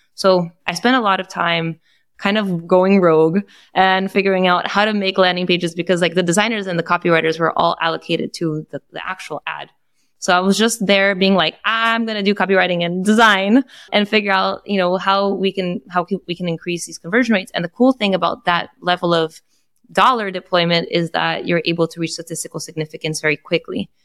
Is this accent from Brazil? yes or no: yes; Brazil; now in United States; I am Brazilian, so I am Latin American